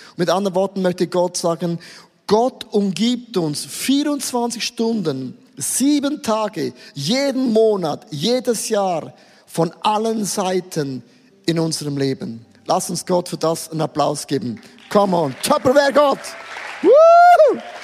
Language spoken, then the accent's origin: German; Switzerland; Ich bin ja als Schweizer zu laut, ich bin als Schweizer zu schön